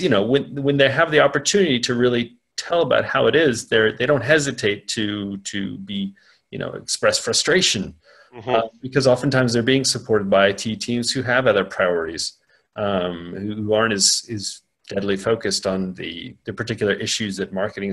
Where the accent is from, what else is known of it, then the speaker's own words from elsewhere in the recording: United States; moved away as an adult; now in London, United Kingdom; I'm an American. But I am settled pretty much for good in Europe. I work out of London